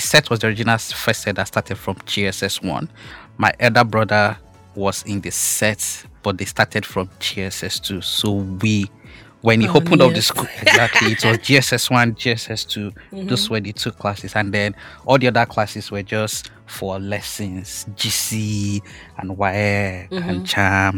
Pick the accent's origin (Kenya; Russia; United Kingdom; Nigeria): Nigeria; Akure, Ondo; I grew up in Akure, Ondo State